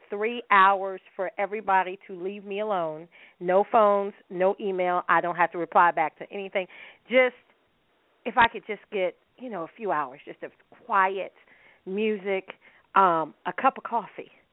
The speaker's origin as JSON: {"language": "English", "country": "United States", "said": "as a American"}